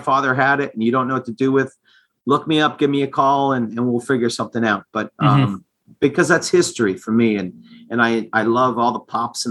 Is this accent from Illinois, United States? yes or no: no; Eastern Connecticut, United States; moved away as an adult; now in Rhode Island, United States; growing up in Eastern Connecticut